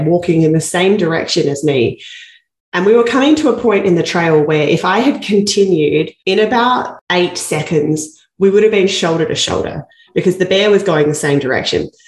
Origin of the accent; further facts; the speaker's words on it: Australia; moved away as an adult; now in Canada; I come from Australia